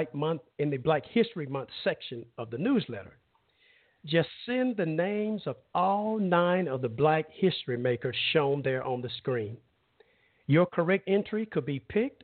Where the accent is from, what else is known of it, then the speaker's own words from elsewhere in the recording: Brundidge, Alabama, United States; moved away; my growing up as a child home state of Alabama